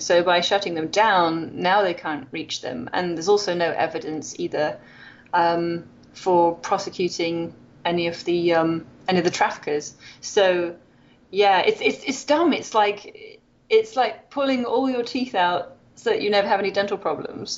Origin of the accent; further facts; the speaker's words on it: Wales, United Kingdom; moved away as an adult; now in Loma Linda, United States; I'm from Wales